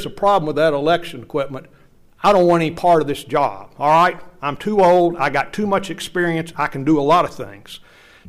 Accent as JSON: {"language": "English", "town": "Knoxville", "region": "Tennessee", "country": "United States", "tie": "born or raised there", "said": "I am from Knoxville. I've lived here all my life"}